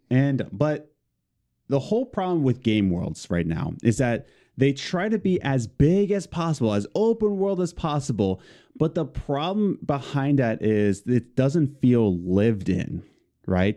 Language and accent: English; Philadelphia, Pennsylvania, United States; We're both from Philadelphia.